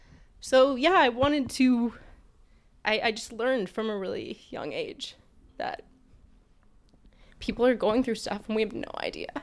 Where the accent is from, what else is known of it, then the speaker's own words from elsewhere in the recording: Texas, United States; I grew up in Texas